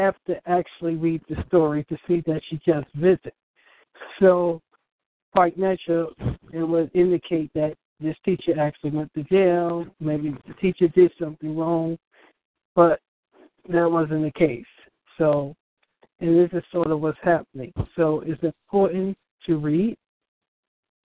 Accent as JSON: {"language": "English", "region": "New York", "country": "United States", "said": "I'm from New York"}